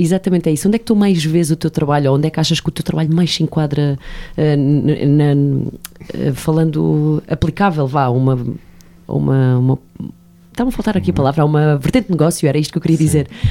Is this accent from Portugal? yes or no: yes; Portugal; Como bom português que somos